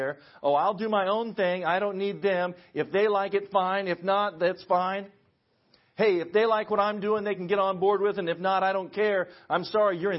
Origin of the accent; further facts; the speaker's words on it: Western Kansas, United States; I'm from Western Kansas. We have tumbleweeds in Western Kansas